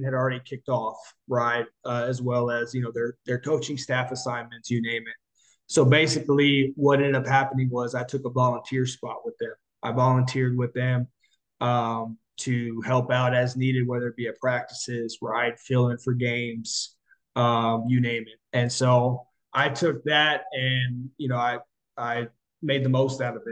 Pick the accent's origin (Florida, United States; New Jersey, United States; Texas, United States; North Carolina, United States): Texas, United States; Corpus Christi; also born or lived in College Station, Texas; I relocated back to my hometown of Corpus Christi.